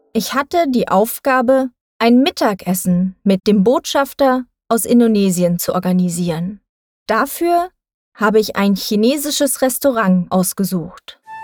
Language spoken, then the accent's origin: German; Thuringia, Germany; moved away as an adult; now in Berlin, Germany; Ich bin in Thüringen geboren und aufgewachsen.